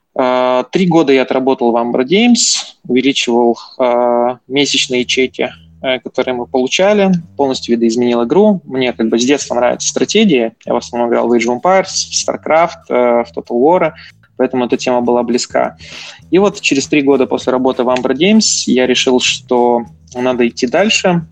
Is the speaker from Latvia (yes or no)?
yes; Latvia; я, собственно, из Латвии. Э, закончил Рижский технический университет